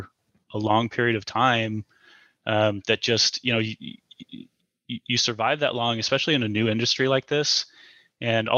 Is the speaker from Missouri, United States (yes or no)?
yes; the Midwest, the Show Me State, Missouri, United States; we're from the Midwest, a show me state, so we're very frugal. You know, we grew up lower middle class